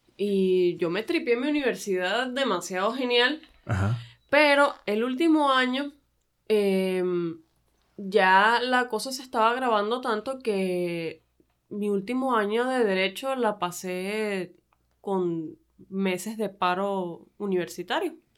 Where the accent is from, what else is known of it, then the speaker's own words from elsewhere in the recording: Venezuela; moved away as an adult; now in Tijuana, Mexico; yo soy venezolana